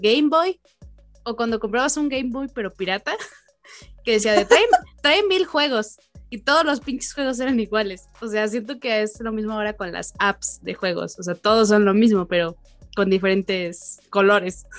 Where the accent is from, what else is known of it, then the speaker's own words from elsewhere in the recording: Mexico; los mexicanos estamos tan acostumbrados